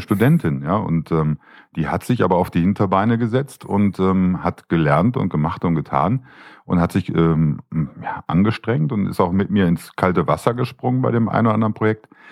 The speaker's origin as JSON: {"language": "German", "town": "Düsseldorf", "region": "North Rhine-Westphalia", "country": "Germany", "tie": "born or raised there", "said": "Ich bin ja geborener Düsseldorfer"}